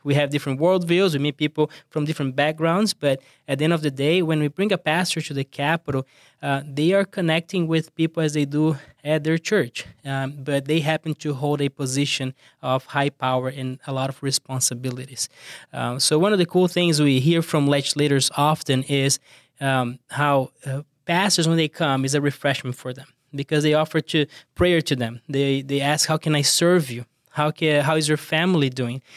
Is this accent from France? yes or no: no; Brazil; accent: thick accent; English is a second language; moved away; I'm from Brazil, as you, uh, can tell, I have a, a thick accent